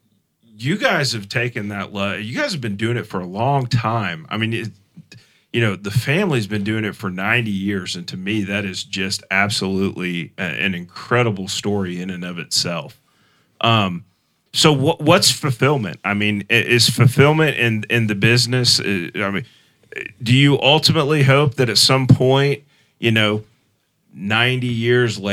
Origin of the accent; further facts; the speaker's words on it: Mulvane, Kansas, United States; moved away as an adult; also born or lived in Champaign, Illinois / Tulsa, Oklahoma / Derby, Kansas; I grew up in Mulvane. We live in Derby now, but I've also lived in Champaign, Illinois, and I've also lived in Tulsa